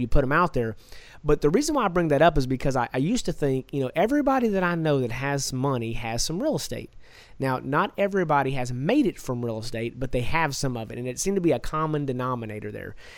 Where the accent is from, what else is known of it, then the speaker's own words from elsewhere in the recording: Texas, United States; I'm from Texas